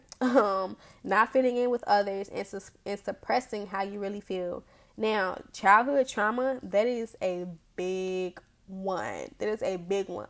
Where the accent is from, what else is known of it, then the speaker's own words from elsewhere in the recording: Memphis, Tennessee, United States; I grew up in Orange Mound. I grew up in Orange Mound. But I, I'm not from Tennessee. I'm from Memphis.